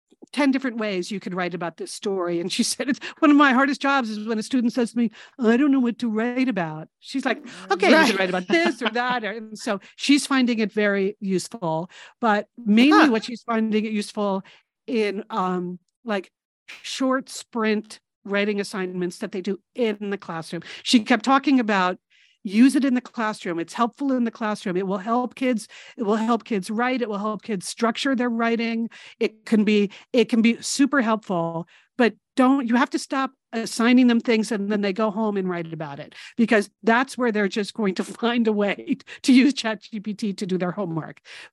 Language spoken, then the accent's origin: English; New England, United States; one of the big gaps in my education is that where we grew up in New England, you really only learned about New England.